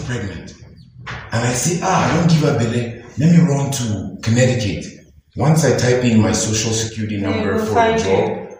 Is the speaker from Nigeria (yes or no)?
yes; Nigeria; In my Nigerian context, as a Nigerian guy